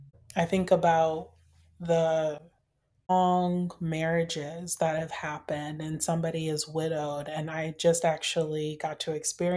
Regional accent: Michigan, United States; I grew up in Michigan, in the middle of winter in Michigan. And it was freezing.

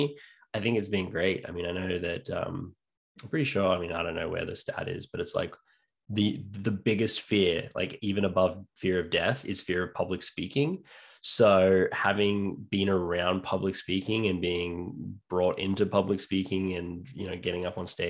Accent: New South Wales, Australia; moved away as an adult; also born or lived in North Queensland, Australia / England / Canada; I'm born and bred in Australia. I lived there until I was six in North Queensland.

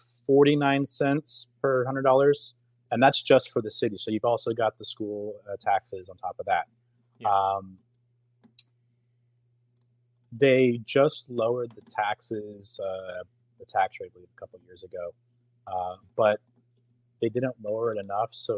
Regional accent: Richardson, Texas, United States; also born or lived in Plano, Texas; now in Allen, United States; I grew up in Richardson, which is two towns south. But I went to Plano schools

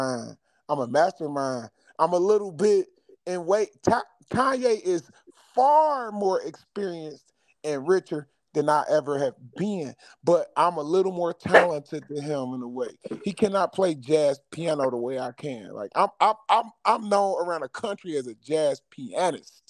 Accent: Chicago, Illinois, United States; I'm from Chicago.

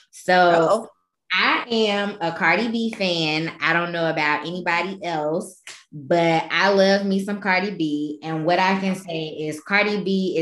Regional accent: Chicago, Illinois, United States; I'm from Chicago

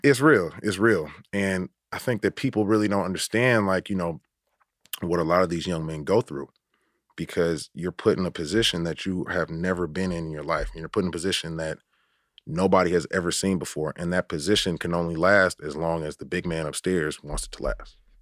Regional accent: Oakland, California, United States; I grew up in Oakland, and I went to high school in San Francisco

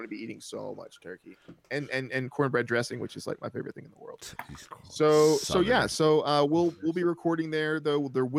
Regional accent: the South, United States; Hey, as a Southerner, I take offense to that.

